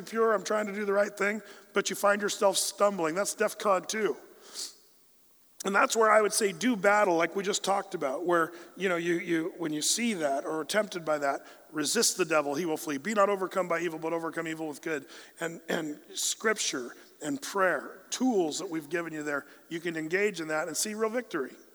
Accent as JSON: {"language": "English", "region": "Southern Oregon", "country": "United States", "tie": "born or raised there", "said": "we grew up in Southern Oregon"}